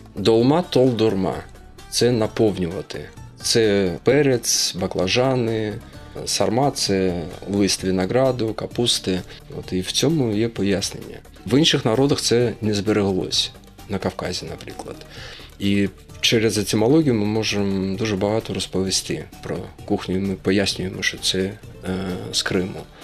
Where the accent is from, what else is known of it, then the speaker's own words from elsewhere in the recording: Uzbekistan; moved away; also born or lived in Crimea; Я народився в Узбекистані, батько у мене напівукраїнець, напівнімець, от, але я відчуваю себе кримським татарином